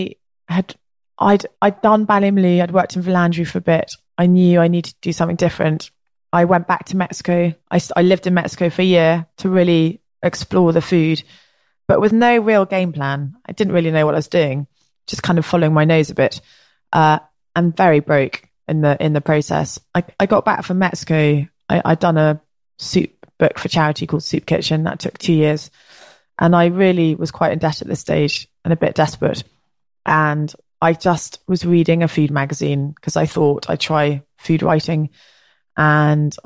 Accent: England, United Kingdom; accent: English; also born or lived in Ireland / Oaxaca; my English accent

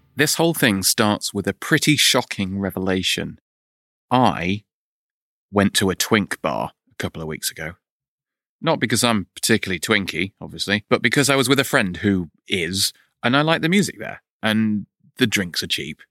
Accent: United Kingdom; 'cause we're British

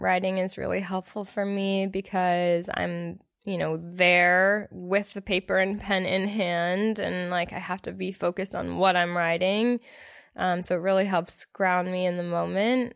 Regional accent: Los Angeles, California, United States; moved away as an adult; now in Austin, United States; I'm from LA. I grew up in Los Angeles, California

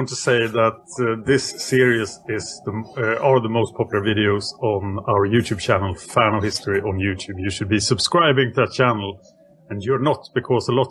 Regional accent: Texas, United States; I am from Texas, still here today

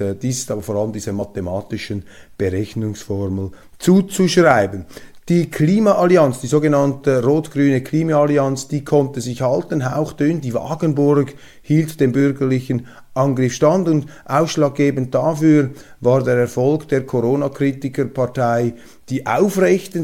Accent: Switzerland; als Schweizer

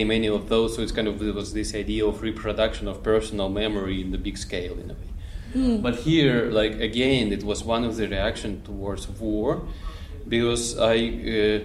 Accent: Petrozavodsk, Republic of Karelia, Russia; moved away; also born or lived in Finland; I was born in Petrozavodsk, which is Karelia. It's like more northern part of Russia

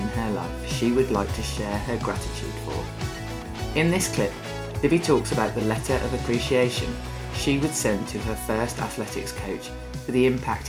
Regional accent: Birmingham, West Midlands, United Kingdom; happening here in my hometown, Birmingham.

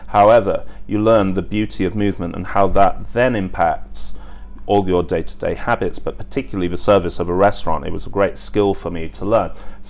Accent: England, United Kingdom; So again, my parents gave me a great work ethic, and I think that stood me in great stead as an Englishman in hospitality with a work ethic.

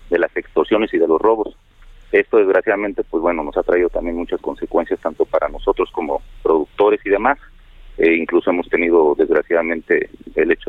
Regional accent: Mexico; pero también sabemos que el Estado es el que nos debe proporcionar las garantías que, merecemos como ciudadanos, como

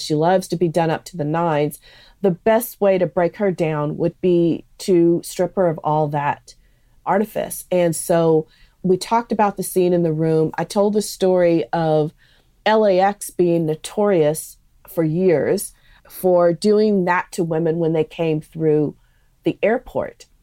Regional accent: San Francisco Bay Area, California, United States; growing up in the San Francisco Bay Area, which is such a melting pot

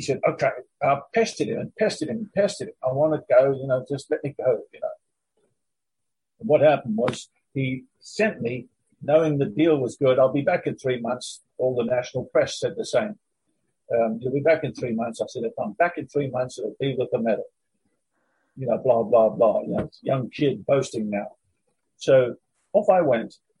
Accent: Durban, KwaZulu-Natal, South Africa; moved away as an adult; also born or lived in London, United Kingdom; I'm a South African boy

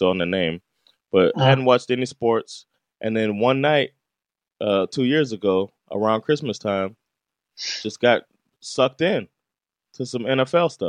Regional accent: Miami, Florida, United States; I was raised in Miami

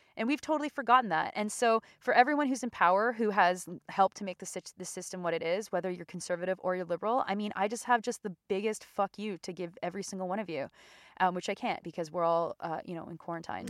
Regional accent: Canada; as a Canadian

